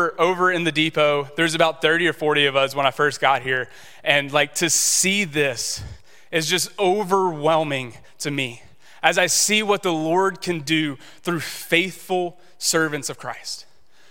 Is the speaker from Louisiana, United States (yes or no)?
yes; Shreveport, Louisiana, United States; I grew up in Shreveport